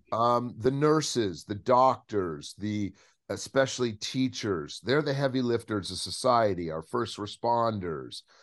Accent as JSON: {"language": "English", "region": "Southern California", "country": "United States", "tie": "born or raised there", "said": "I grew up in Southern California"}